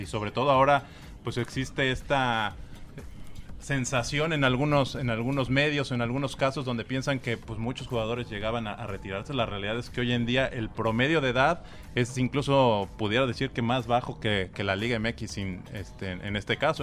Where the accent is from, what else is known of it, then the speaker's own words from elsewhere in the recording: Mexico; soy mexicano